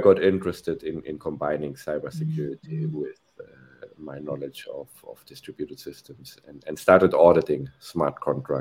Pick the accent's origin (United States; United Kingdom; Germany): Germany; moved away as an adult; now in Spain; I'm from Germany originally.